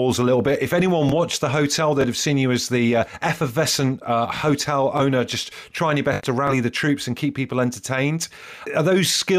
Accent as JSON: {"language": "English", "town": "Brixham", "region": "South West England", "country": "United Kingdom", "tie": "born or raised there", "said": "I grew up in Devon in Brixham, so down the road from where your hotel was"}